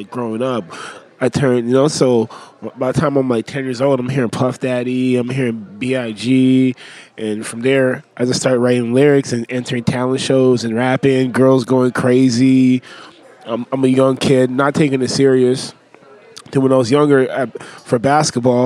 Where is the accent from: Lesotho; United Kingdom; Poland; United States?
Lesotho; also born or lived in Uganda; I was born in Lesotho, Tapaseka. It's in South Africa.